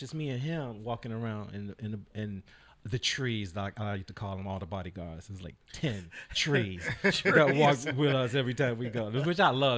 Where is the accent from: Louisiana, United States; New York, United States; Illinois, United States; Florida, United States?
Illinois, United States; Chicago; I am from the South Side of Chicago, and I grew up.